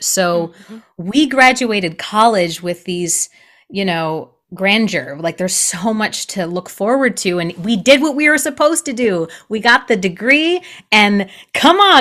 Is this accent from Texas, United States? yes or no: no; Michigan, United States; moved away; also born or lived in New York City; I grew up in Michigan. I am a Midwest girl at heart